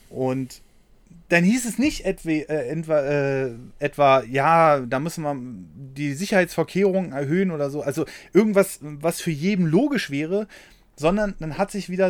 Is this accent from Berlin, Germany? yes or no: yes; Berlin, Germany; Erstmal bin ich in Berlin aufgewachsen. Wenn hier was rumgefahren ist, ist was ein Trabi.